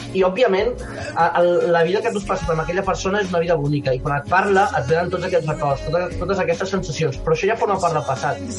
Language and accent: Catalan; Catalonia, Spain; soc català